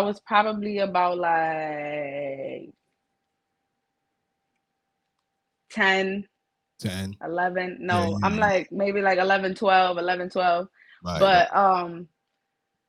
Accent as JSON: {"language": "English", "town": "New York City", "region": "New York", "country": "United States", "tie": "born or raised there", "said": "I am from the Bronx, New York. Big BX in the building"}